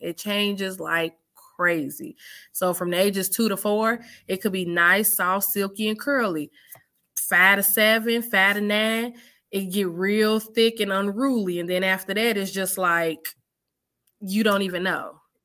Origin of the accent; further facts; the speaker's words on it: Chicago, Illinois, United States; now in Clinton, United States; I'm from Chicago, off the South Side. Um, I'm currently in Iowa right now. Clinton, Iowa